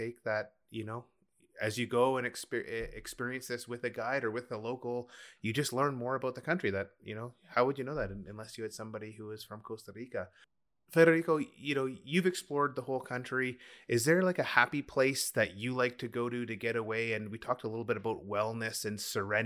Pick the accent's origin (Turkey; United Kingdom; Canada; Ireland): Canada; As a Canadian